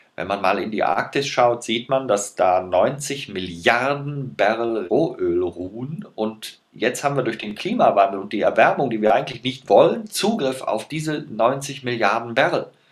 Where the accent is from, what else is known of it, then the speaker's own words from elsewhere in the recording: Rhineland, Germany; wir sind beide Rheinländer